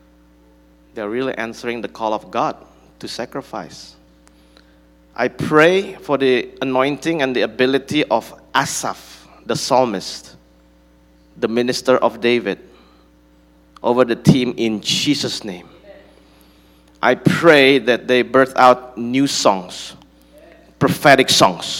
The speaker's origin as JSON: {"language": "English", "town": "Bandung", "region": "West Java", "country": "Indonesia", "said": "I'm from Bandung"}